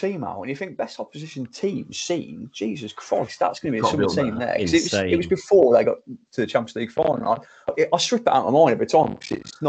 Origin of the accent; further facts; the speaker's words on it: England, United Kingdom; as an English guy